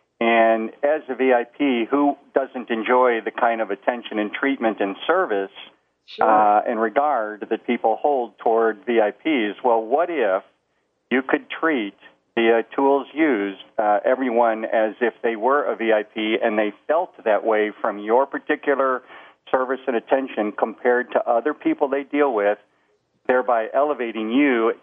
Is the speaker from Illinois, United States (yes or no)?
yes; Chicago, Illinois, United States; I was born and raised in Chicago.